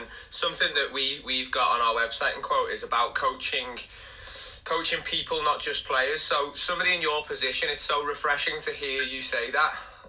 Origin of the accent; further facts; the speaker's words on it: Liverpool, North West England, United Kingdom; we are from Liverpool.